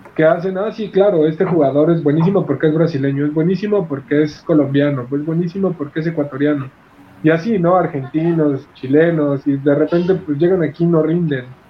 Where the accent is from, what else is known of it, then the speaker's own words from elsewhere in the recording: Mexico; nosotros como mexicanos